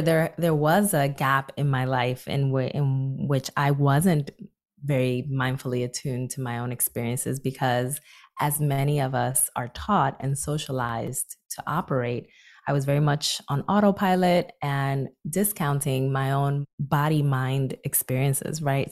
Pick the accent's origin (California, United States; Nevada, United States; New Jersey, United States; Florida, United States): New Jersey, United States; Newark; my hometown of Newark, New Jersey